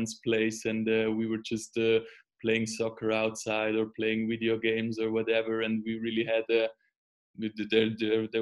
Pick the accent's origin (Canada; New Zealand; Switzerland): Switzerland; growing up in Switzerland